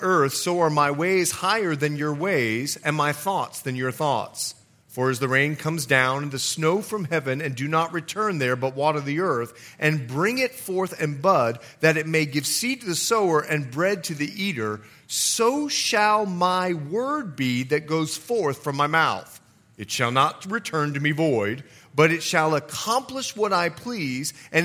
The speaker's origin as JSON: {"language": "English", "country": "Bahamas", "also_born_or_lived": "Florida / Montana", "moved": "yes", "said": "I'm from the Bahamas"}